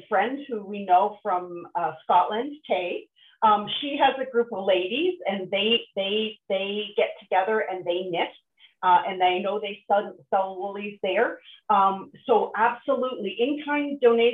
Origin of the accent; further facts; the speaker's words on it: Nova Scotia, Canada; I grew up on the East Coast in Nova Scotia